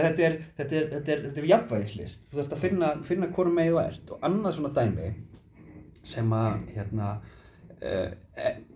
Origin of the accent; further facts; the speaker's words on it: Iceland; ég er Íslendingur